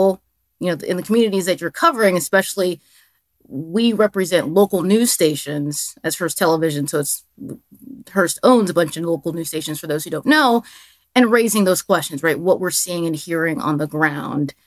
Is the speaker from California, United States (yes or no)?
no; Dallas, Texas, United States; also born or lived in Albuquerque, New Mexico; now in Washington, D.C., United States; I'm a Texan. So for those who don't know, I'm from Dallas, Texas.